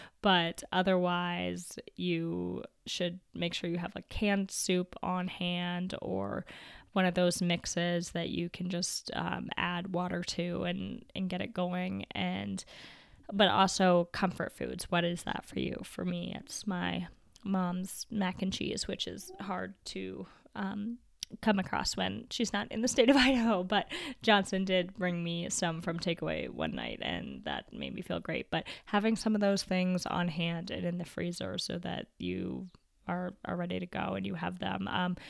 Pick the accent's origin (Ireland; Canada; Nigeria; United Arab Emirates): Canada; My dad used to fill one up for me almost every night growing up in the Canadian winter, and it would keep my feet warm, and I just absolutely loved it.